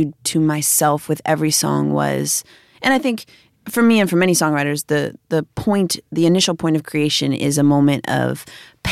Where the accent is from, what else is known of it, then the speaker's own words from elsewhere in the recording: Chicago, Illinois, United States; But yeah, I grew up in Chicago